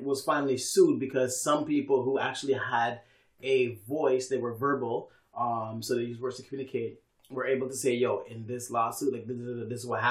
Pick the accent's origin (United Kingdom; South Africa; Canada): Canada; we've been doing as a Canadian society